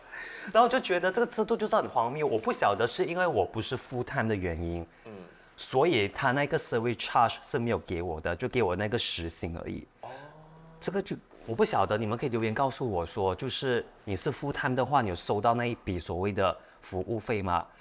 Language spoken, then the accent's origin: Chinese; Malaysia; 因为他知道我们是马来西亚来的